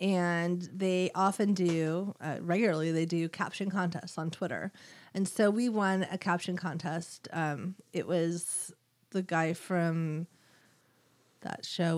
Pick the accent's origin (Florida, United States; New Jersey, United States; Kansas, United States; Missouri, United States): New Jersey, United States; Winfield; I am from Winfield, New Jersey.